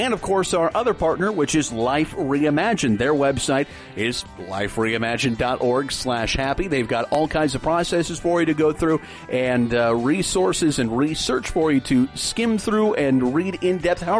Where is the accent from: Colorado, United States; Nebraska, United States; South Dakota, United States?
Nebraska, United States; I'm from Nebraska, so grew up as far from oceans as you possibly can.